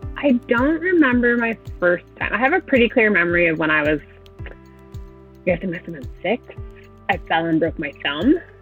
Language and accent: English; New England, United States; I grew up in New England